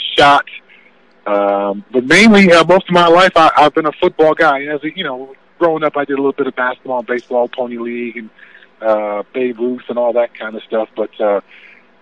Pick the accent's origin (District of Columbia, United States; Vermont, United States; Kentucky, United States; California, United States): California, United States; Southern; Growing up in Southern California